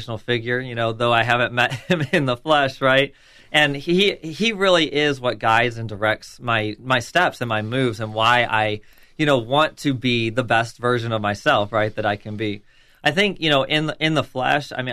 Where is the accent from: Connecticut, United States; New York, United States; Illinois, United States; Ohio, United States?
New York, United States; Buffalo; moved away as an adult; also born or lived in Western Tennessee / Alabama / South Carolina / Kentucky; now in Florida, United States; I grew up in Buffalo, New York. I was born and raised up there